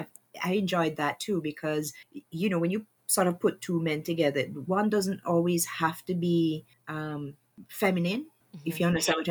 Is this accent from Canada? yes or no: no; Jamaica; Growing up in Jamaica